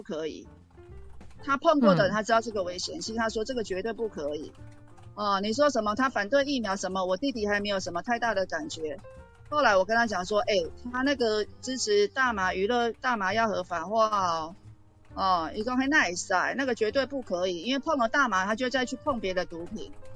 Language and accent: Chinese; Taichung, Taiwan; 教训你欺负我们台中人